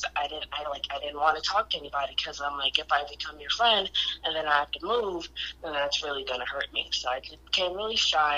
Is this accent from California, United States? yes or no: no; Detroit, Michigan, United States; also born or lived in Taylor, Michigan; I'm born and raised in Detroit, but I've kind of lived all over southeastern Michigan.